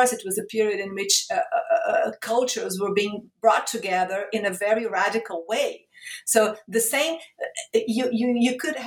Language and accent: English; Rio de Janeiro, Brazil; moved away as an adult; also born or lived in Italy / Portugal; I started working at my hometown state university, Rio de Janeiro State University